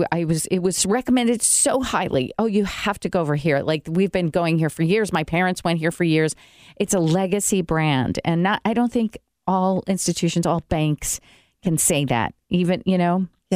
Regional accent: New York, United States; I'm curious because I came from New York and I've never heard of any of this before. So is this an Indiana thing?

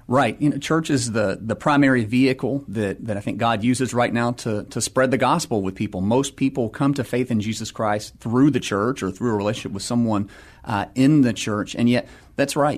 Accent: Atlanta, Georgia, United States; moved away as an adult; also born or lived in San Diego, California / Pittsburgh, Pennsylvania; now in San Antonio, United States; I'm originally from Atlanta, Georgia, so grew up there

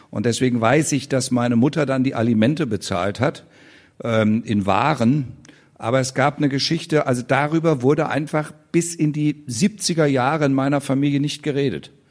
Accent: West Germany, Germany; ich weiß, wie man in der HO-Gaststätte brav als Wessi wartet, bis man platziert wird.

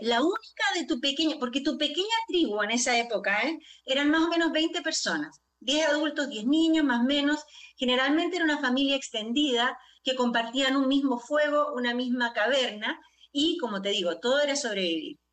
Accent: Chile; yo soy chilena de origen

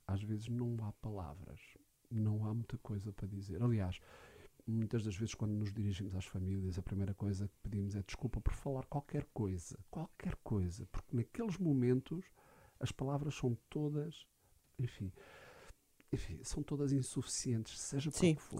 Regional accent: Alcobaça, Centro, Portugal; also born or lived in Lourinhã / Caldas da Rainha; Eu sou da Alcobaça

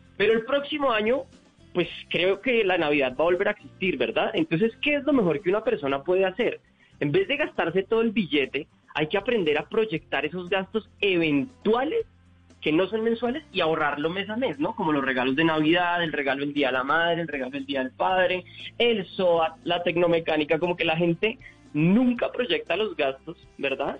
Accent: Colombia; como colombianos

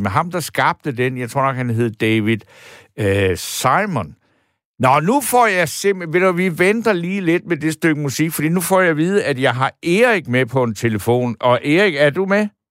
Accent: Denmark; jeg som dansker

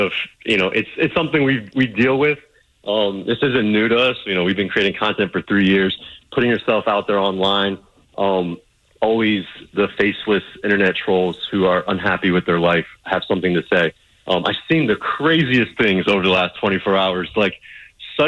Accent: South Florida, United States; We're from South Florida

